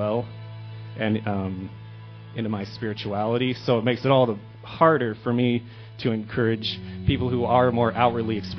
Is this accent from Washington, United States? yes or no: no; Billings, Montana, United States; now in Helena, United States; I'm from Billings